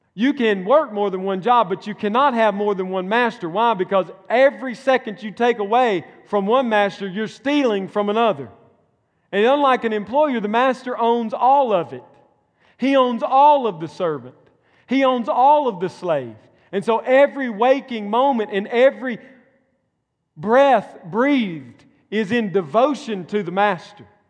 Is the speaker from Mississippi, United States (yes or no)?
yes; Mississippi, United States; moved away; my home state. Mississippi